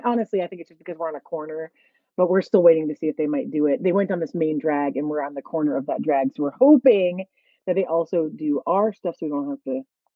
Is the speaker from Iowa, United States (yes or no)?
no; Columbus, Ohio, United States; moved away as an adult; also born or lived in Chicago, Illinois; we lived in Chicago for 15 plus years, so we're very Chicago-y. But I was born here in Columbus, Ohio, C-Bus, as we call it colloquially.